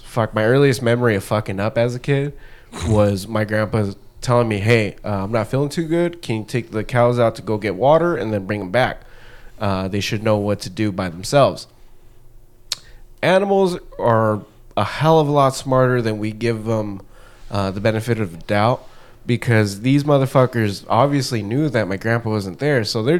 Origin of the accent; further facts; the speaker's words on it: Anaheim, California, United States; born there; No, I was born here. Oh, I was born in Anaheim.